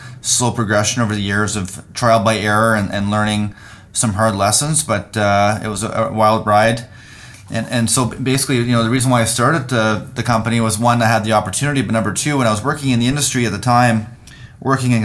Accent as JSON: {"language": "English", "town": "Rexton", "region": "New Brunswick", "country": "Canada", "tie": "born or raised there", "also_born_or_lived": "Surrey, British Columbia", "moved": "as an adult", "said": "I was born and raised in Rexton, New Brunswick, very small community of 700 people, east coast of Canada"}